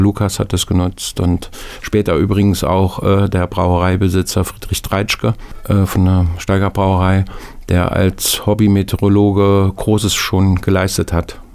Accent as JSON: {"language": "German", "town": "Nordhausen", "region": "Thuringia", "country": "Germany", "tie": "born or raised there", "said": "Nordhausen, meine Heimatstadt"}